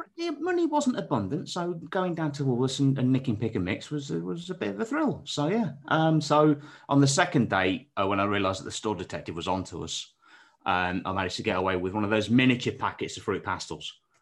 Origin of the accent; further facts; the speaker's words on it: Derbyshire, East Midlands, United Kingdom; where I'm from, so, like, deepest, darkest, um, outskirts of Derbyshire